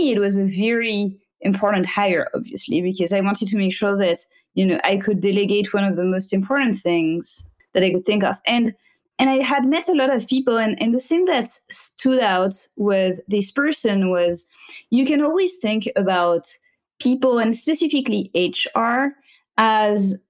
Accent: France; moved away; I was raised in France

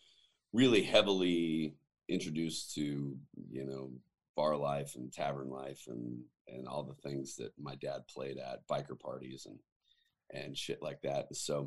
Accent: Northwest, United States; So I grew up in the Northwest, was born 9 months after Mount St. Helens erupted to a musician and a waitress who were both married to other people at the time.

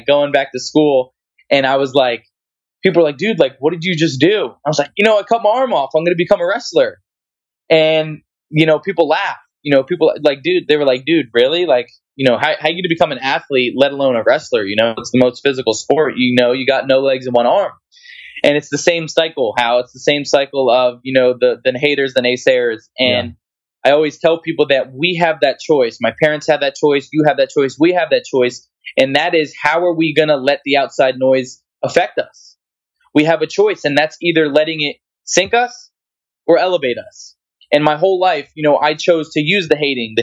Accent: New Jersey, United States; I'm from New Jersey where wrestling is like very like competitive.

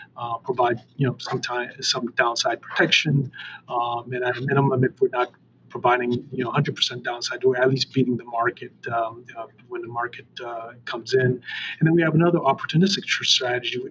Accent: Boston, Massachusetts, United States; I grew up in Boston

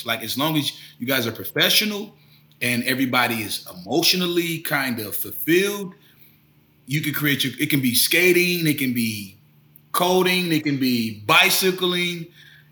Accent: Tampa, Florida, United States; moved away; I'm originally from Tampa, Florida

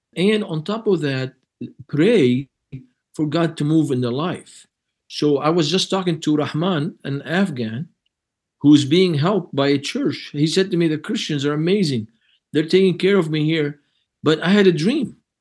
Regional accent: Lebanon; moved away; I'm from Lebanon, but I'm not Moroccan.

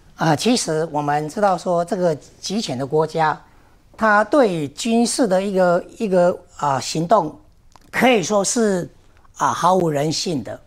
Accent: Taiwan; 我们台湾人

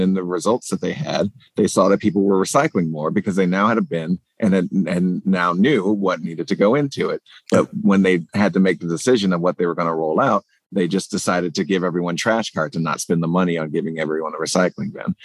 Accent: South Carolina, United States; now in Baltimore, United States; my home state of South Carolina

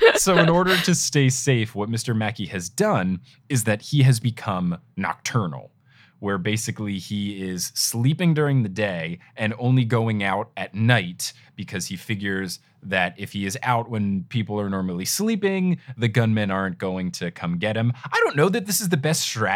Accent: Jersey Shore, New Jersey, United States; I grew up on the Jersey Shore

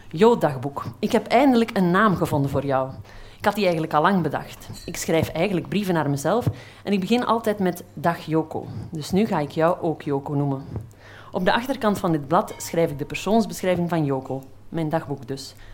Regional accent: Flanders, Belgium; accent: Flemish; Ik kom uit Vlaanderen, dat zal je wel horen.

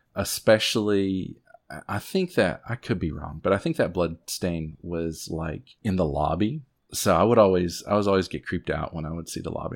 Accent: Southwest Virginia, United States; I'm from Southwest Virginia

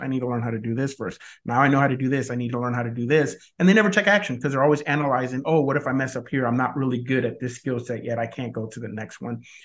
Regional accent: Cuba; now in United States; I was born in Cuba

